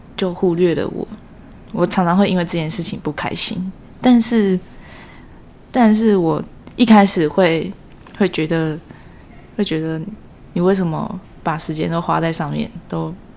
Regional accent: Miaoli County, Taiwan; 我是来自苗栗的

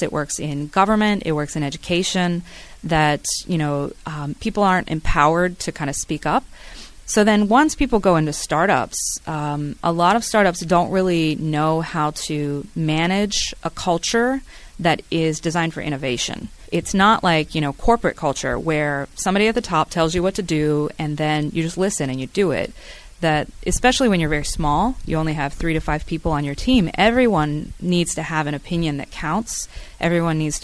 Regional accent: United States; moved away as an adult; now in Taiwan; as an American kid

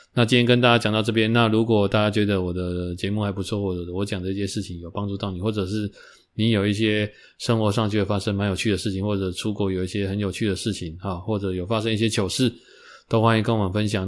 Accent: Taiwan; 我们台湾人

